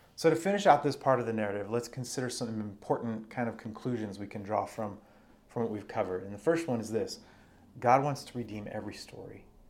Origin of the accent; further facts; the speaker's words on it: Arizona, United States; now in Washington, United States; where I grew up in Arizona